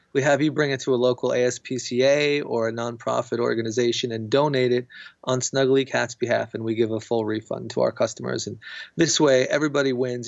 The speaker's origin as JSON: {"language": "English", "country": "United States", "said": "I'm American"}